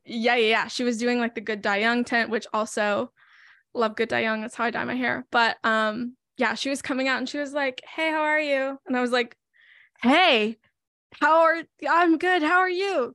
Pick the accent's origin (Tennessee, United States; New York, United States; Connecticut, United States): Tennessee, United States; I'm from Tennessee, which is also where I currently live.